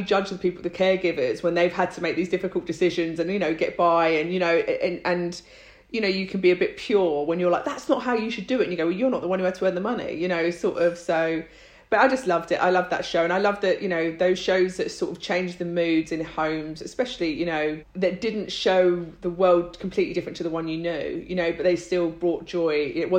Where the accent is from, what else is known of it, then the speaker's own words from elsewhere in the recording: London, United Kingdom; also born or lived in Ireland; Like my parents are Irish. I was born here, but, you know, spent a lot of my time in Ireland and, you know, that's sort of, so I consider myself Irish. I'm a Londoner, you know, like definitely.